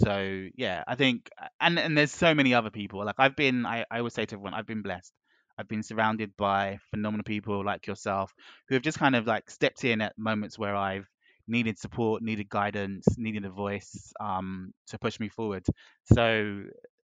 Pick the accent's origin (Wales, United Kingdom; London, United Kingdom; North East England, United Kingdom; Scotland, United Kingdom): London, United Kingdom; coming from the spaces I did growing up in West London, I grew up in a melting pot.